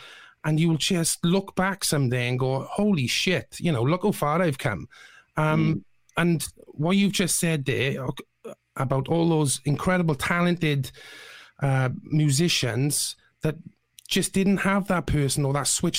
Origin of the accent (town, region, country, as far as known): Bridgend, Wales, United Kingdom